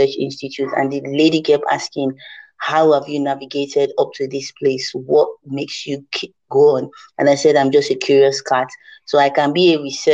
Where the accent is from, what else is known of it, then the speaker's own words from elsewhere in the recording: Niger Delta, Nigeria; I come from the Niger Delta